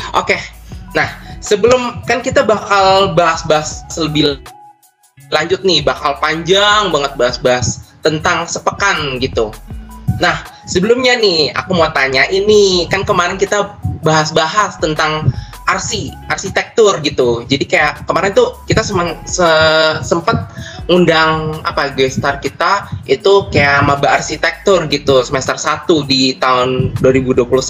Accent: Bekasi, West Java, Indonesia; moved away as an adult; now in Yogyakarta, Indonesia; aku kan dari Bekasi

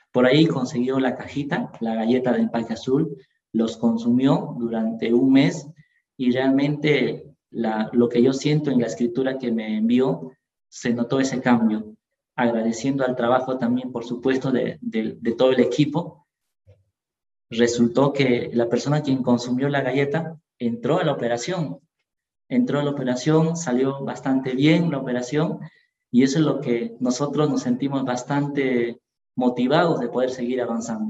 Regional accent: Ayacucho, Peru; nosotros somos de Ayacucho

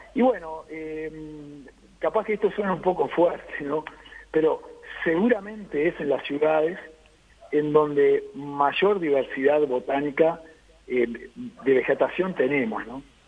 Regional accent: Uruguay; somos todos uruguayos

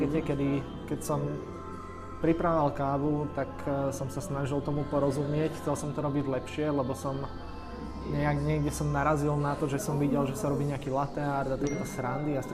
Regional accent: Komárno, Nitra Region, Slovakia; ja som z Komárna

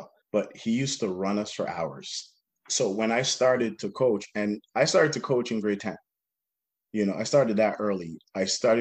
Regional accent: Galloway, Ontario, Canada; also born or lived in Jamaica; growing up in Galloway

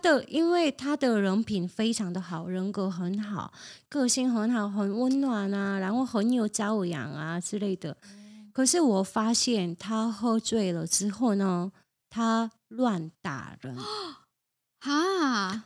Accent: South Korea; moved away; 我是从韩国来的

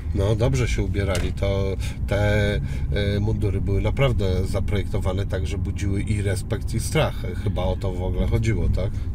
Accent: Szczecin, West Pomeranian Voivodeship, Poland; mojego rodzinnego miasta Szczecina

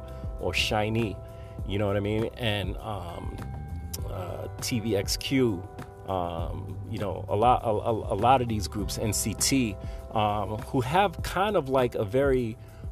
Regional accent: New York City, New York, United States; being from the Bronx, and when I was raised in the Bronx

